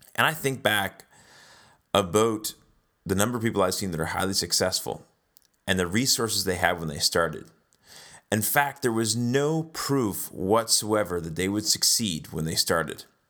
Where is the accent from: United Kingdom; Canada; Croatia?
Canada; also born or lived in South Africa; We're Canadian, but we lived there for a few years.